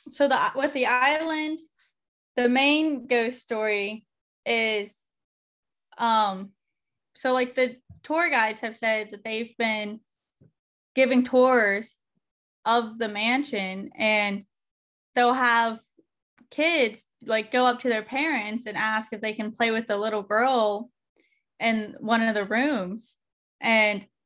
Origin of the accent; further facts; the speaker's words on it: Parkersburg, West Virginia, United States; So I'm from Parkersburg.